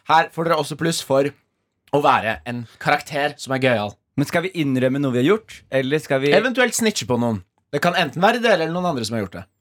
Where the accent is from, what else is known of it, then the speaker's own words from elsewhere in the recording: Bergen, Vestland, Norway; Jeg er fra Bergen!